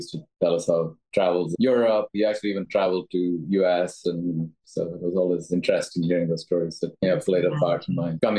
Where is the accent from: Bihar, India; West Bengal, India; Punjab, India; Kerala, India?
Bihar, India; moved away as an adult; now in United States; I'm Tamil. I grew up actually in Bihar in a small coal mining town. My dad was a mining engineer.